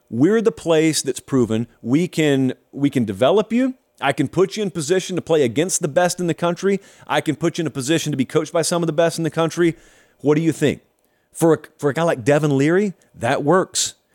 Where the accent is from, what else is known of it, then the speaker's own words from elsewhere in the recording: Georgia, United States; moved away; back in my home state